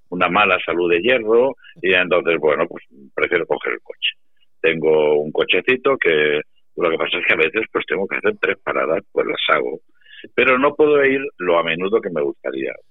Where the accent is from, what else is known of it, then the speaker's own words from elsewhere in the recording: Valdepeñas, Castilla-La Mancha, Spain; yo ahora vivo en mi pueblo, y vienen a verme gente de Madrid, que están en las playas, y, ah, aprovechan para venir a saludarme y demás. Y yo se lo digo, mm, ¿a qué bar vamos a ir a tomar un vino si no, no estamos en Valdepeñas?